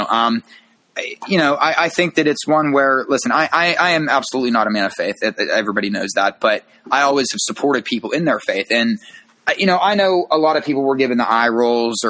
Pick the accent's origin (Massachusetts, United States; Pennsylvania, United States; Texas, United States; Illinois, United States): Pennsylvania, United States; Aliquippa; I'm from Aliquippa, Pennsylvania. That's where, you know, it's Hopewell Township, Aliquippa, whatever.